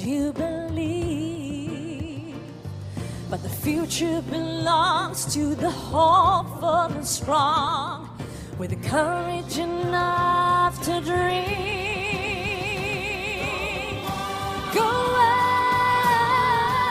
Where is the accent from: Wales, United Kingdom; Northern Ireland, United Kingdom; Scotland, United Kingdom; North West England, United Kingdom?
Wales, United Kingdom; South; if you can't tell by my strange accent, I hail from South Wales. The Welsh are in tonight.